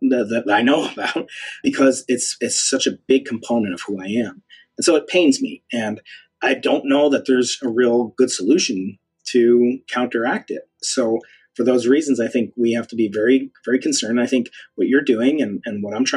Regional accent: United States; my identity as an American

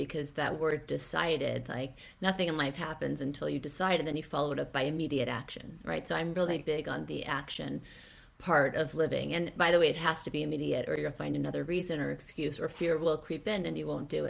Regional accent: Thibodaux, Louisiana, United States; I was actually born in Thibodaux, Louisiana. So I was raised in the South.

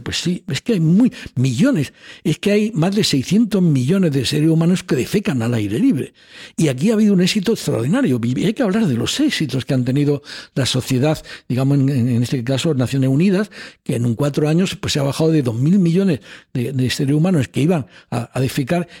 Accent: Almería, Andalusia, Spain; moved away; also born or lived in Chile / Madrid; en una familia humilde de Almería

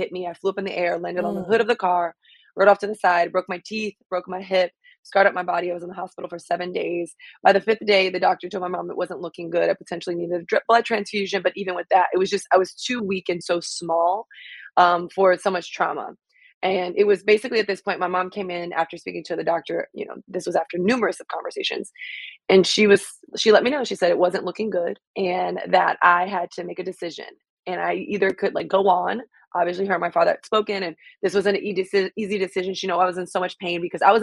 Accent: Miami, Florida, United States; I'm from Miami, and getting back to kind of like being a kid in Miami

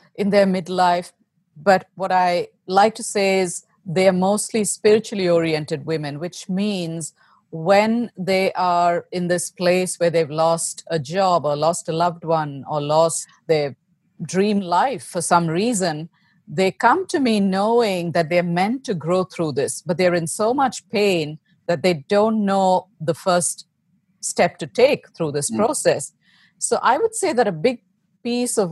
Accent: India; moved away as an adult; now in United States; I was born and raised in India, where I lived with my family until 2008. And in the spring of 2008, we moved to the States.

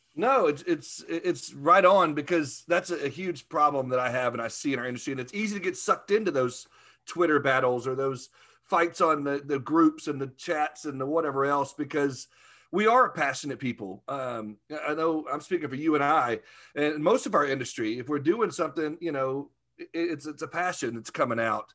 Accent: Arkansas, United States

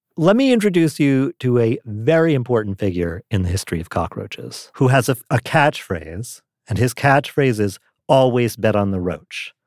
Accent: New York City, New York, United States; I grew up in New York City

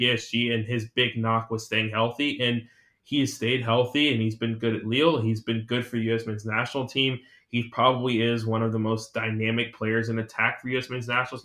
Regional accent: United States; we're American

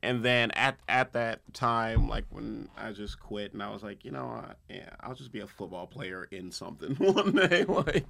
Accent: Compton, California, United States; also born or lived in Los Angeles; I'm from Compton, born and raised

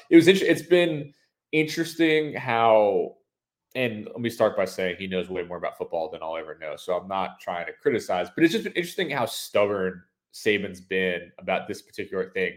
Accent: Northeast, United States; now in Alabama, United States; growing up in the Northeast and then moving down south, having lived here for, you know, 12, 13 years at this point

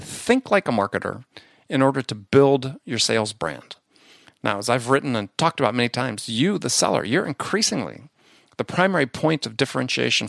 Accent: Midwest, United States; also born or lived in New York; now in San Diego, United States; I grew up in the Midwest

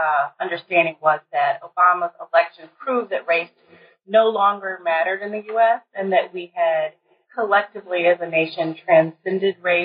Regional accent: College Park, Maryland, United States; moved away as an adult; also born or lived in New Haven, Connecticut / Michigan; now in Minnesota, United States; I'm originally from Maryland, College Park, Maryland

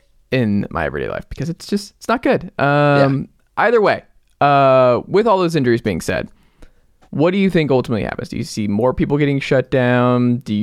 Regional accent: Atlanta, Georgia, United States; Yeah, I mean, I'm from Atlanta, but I still don't have anything.

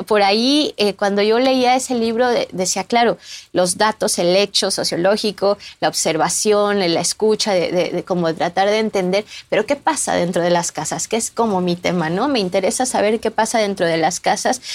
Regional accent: Mexico City, Mexico; moved away as an adult; now in Barcelona, Spain; yo soy mexicana

